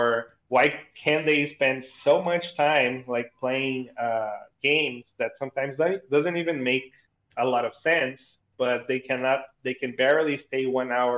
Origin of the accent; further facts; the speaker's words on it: Brazil; English is a second language; I'm originally from Brazil